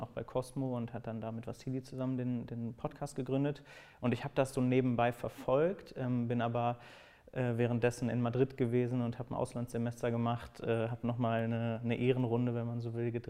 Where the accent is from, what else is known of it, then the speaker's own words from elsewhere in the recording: Cologne, North Rhine-Westphalia, Germany; now in Berlin, Germany; Also ich komme eigentlich aus Köln und äh, mein Herz wird auch immer in Köln sein. Ich wahrscheinlich selber auch irgendwann wieder, ähm, aber jetzt gerade hier in Berlin.